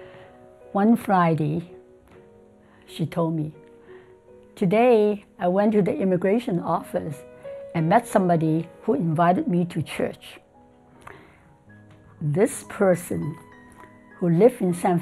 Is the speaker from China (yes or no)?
yes; Shanghai, China; moved away as an adult; also born or lived in Hong Kong; now in United States; I was born in Hong Kong and grew up in Shanghai. And then in May of 1959, I immigrated to the United States